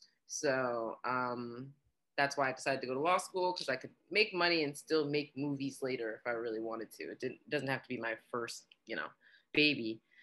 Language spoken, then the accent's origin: English; New York, United States; also born or lived in New Jersey / Arizona; I consider myself bi-coastal, you know, definitely New York, New Jersey / Arizona.